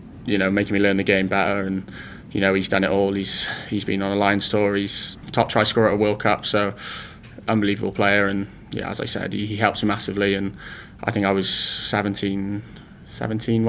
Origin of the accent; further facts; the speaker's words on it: Wales, United Kingdom; growing up in Wales as a kid